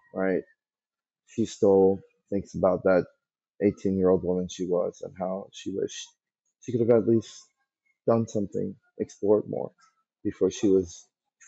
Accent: Kentucky, United States; moved away as an adult; also born or lived in Iran; growing up in Kentucky, and really love going back there now. It really does feel like home

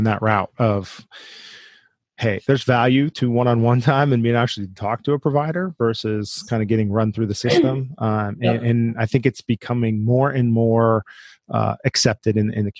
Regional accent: Youngstown, Ohio, United States; I grew up in the suburbs of Youngstown

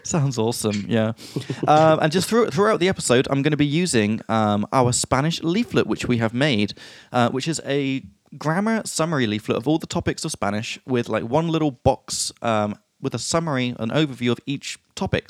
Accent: England, United Kingdom; from England

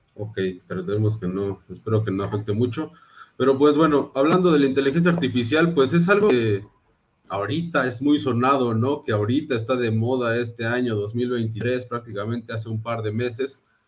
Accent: Mexico City, Mexico; soy de la Ciudad de México, mexicano al 100%

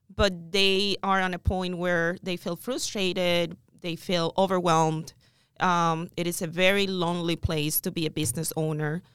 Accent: Cuba; moved away as an adult; also born or lived in Miami; now in United States; I'm original from Cuba, came to the United States in two thousand

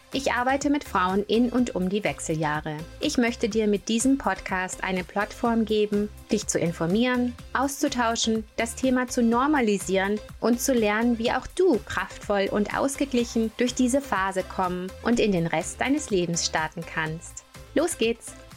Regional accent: Germany; moved away as an adult; also born or lived in United States; now in Canada; ich bin in Deutschland geboren, aufgewachsen, habe da Sportwissenschaften studiert

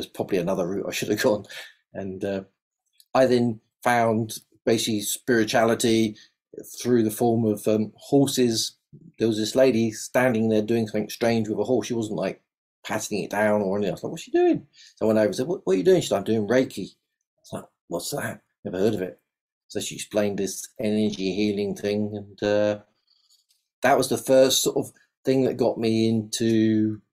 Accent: London, United Kingdom; accent: South London; moved away as an adult; now in Devon, United Kingdom; So that's where most of my accent is from, South London

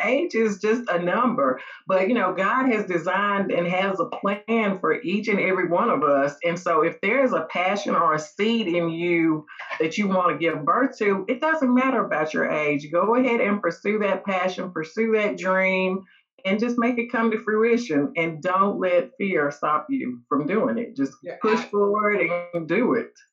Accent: Mount Juliet, Tennessee, United States; also born or lived in Nashville, Tennessee; I grew up in Mount Juliet, um, left there for a little while, lived in Nashville for a couple years, and then moved back to Mount Juliet

